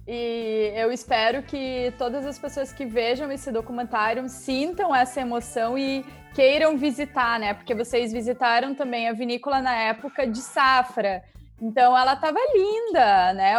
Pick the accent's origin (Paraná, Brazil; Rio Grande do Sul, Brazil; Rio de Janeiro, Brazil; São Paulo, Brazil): Paraná, Brazil; porque eu sou do Paraná